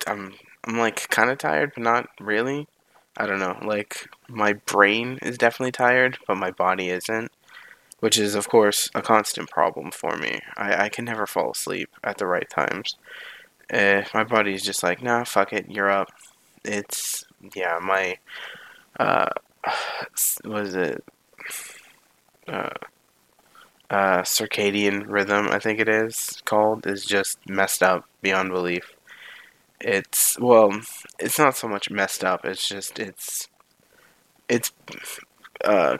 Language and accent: English; near Toronto, Ontario, Canada; I don't want to live in my hometown anymore. I mean, it's, well, hometown as in more like home city